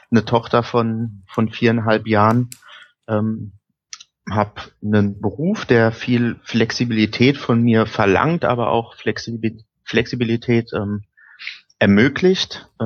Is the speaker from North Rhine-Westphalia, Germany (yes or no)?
no; Hesse, Germany; Ich bin im Rhein-Main-Gebiet aufgewachsen ähm, und ähm, dort dann auch selbst, wie gesagt, Saison 85, 86 mit dem Fußball angefangen